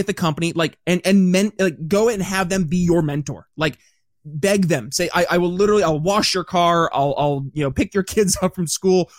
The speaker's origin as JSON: {"language": "English", "region": "upstate New York", "country": "United States", "moved": "yes", "said": "I'm from upstate New York originally"}